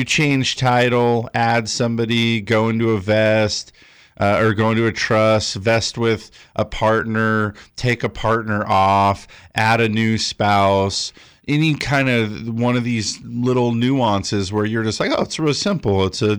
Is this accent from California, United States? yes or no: yes; California, United States; I'm from Southern California.